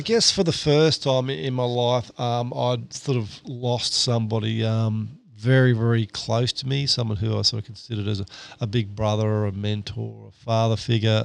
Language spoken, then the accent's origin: English; Victoria, Australia; also born or lived in Southeast Queensland; now in Queensland, Australia; I grew up down in Victoria